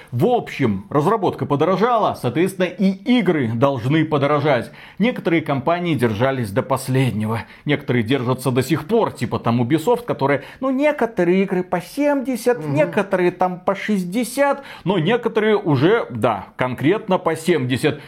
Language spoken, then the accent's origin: Russian; Belarus; мы Два товарища из Беларуси